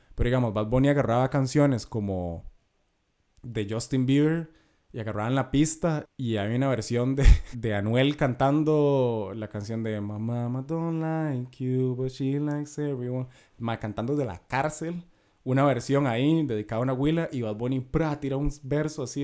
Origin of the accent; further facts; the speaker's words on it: Costa Rica; como tico